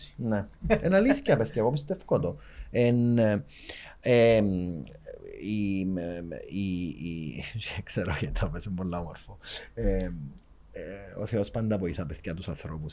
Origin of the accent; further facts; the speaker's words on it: Cyprus; accent: Cypriot; δεν είμαστε περήφανοι που είμαστε Κυπρέοι